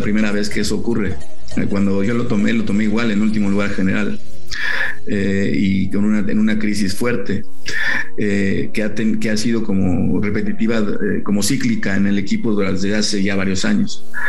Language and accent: Spanish; Mexico